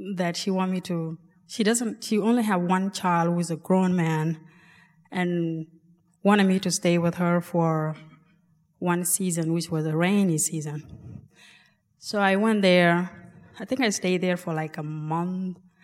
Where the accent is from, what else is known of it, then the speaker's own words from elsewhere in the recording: South Sudan; also born or lived in Ethiopia; now in Alaska, United States; I'm from South Sudan, but was born in refugee camp in Ethiopia